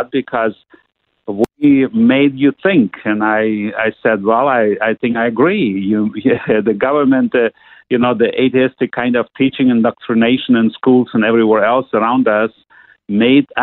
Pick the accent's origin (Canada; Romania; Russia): Russia; Siberia; I grew up in Siberia, Russia